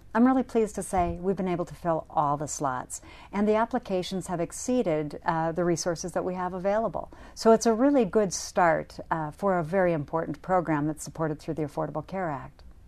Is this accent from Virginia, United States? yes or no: no; North Dakota, United States; my home state, North Dakota